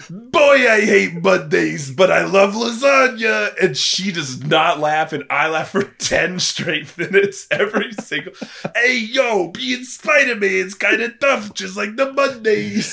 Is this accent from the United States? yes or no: yes; Missouri, United States; moved away as an adult; also born or lived in California; now in Oklahoma City, United States; growing up in Missouri